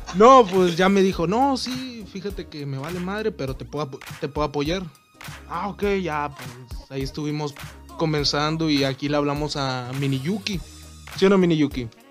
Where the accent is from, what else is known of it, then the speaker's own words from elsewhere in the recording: Reynosa, Tamaulipas, Mexico; somos de Reynosa